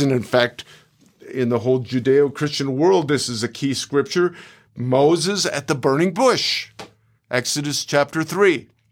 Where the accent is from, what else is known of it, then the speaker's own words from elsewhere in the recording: Canada; moved away as an adult; now in United States; I live in America nearly eight years, but I'm a Canadian